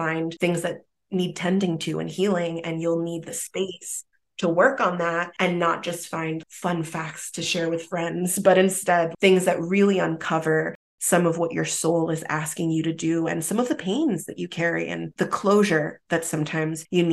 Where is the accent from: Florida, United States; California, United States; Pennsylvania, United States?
Florida, United States; Miami; also born or lived in Italy; growing up in Miami